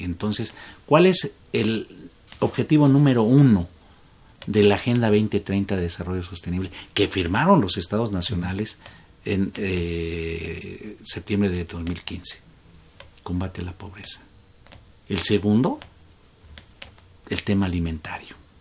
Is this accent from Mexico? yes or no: yes; Mexico